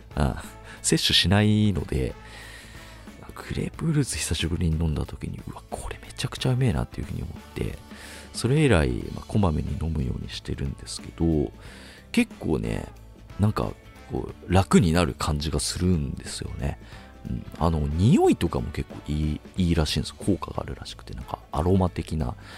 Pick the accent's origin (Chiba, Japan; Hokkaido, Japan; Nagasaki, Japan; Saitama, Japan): Chiba, Japan; 僕と同じ千葉県出身ってことで